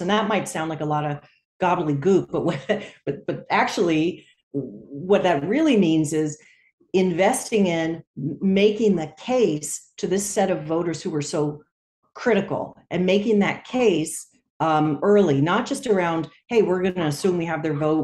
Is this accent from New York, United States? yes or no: no; California, United States; my home state of California